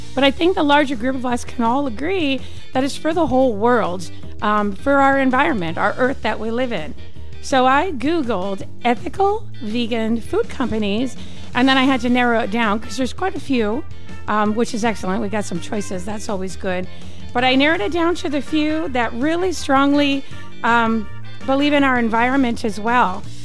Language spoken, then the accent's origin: English; British Columbia, Canada; now in Arizona, United States; I'm from British Columbia